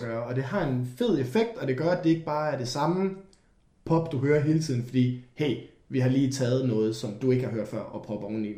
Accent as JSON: {"language": "Danish", "country": "Denmark", "said": "vi er fra Danmark"}